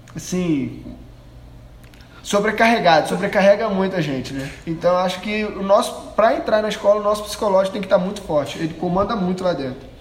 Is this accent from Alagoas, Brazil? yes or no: no; Rio de Janeiro, Brazil; moved away as an adult; now in Anápolis, Brazil; como um bom carioca